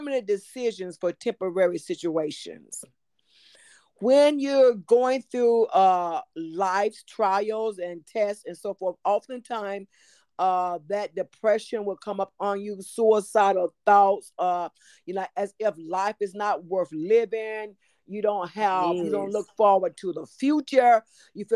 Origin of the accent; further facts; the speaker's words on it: Tyler, Texas, United States; moved away as an adult; now in Duncanville, United States; I am originally from Tyler, Texas